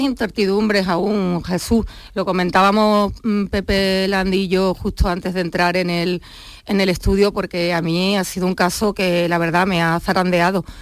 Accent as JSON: {"language": "Spanish", "town": "Huelva", "region": "Andalusia", "country": "Spain", "tie": "born or raised there", "moved": "yes", "lives_now": "Cádiz, Spain", "said": "soy de Huelva, ¿eh? que muchas veces ya siempre, hablo de Cádiz y, y me olvido de mi patria chica onubense"}